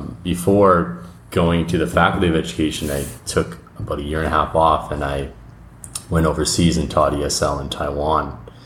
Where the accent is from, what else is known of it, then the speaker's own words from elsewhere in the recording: Manitoba, Canada; moved away as an adult; now in Thuwal, Saudi Arabia; So I'm originally from Manitoba, Canada